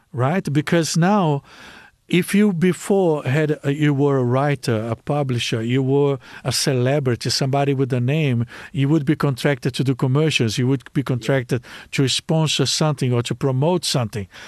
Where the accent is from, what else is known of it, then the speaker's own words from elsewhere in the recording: Brazil; English is a second language; moved away; I come from Brazil